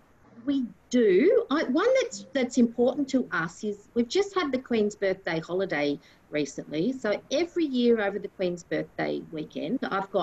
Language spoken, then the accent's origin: English; Sunbury, Victoria, Australia; also born or lived in Ormond; I grew up in Sunbury.